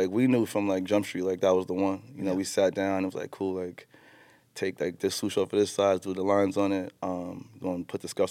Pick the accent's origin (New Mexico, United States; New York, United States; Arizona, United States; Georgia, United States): New York, United States; New York City; Growing up in Jamaica, Queens